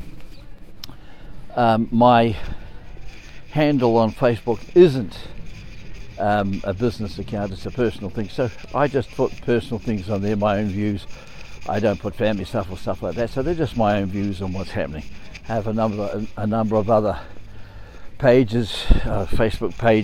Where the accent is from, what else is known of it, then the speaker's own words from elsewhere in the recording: New Zealand; I'm from New Zealand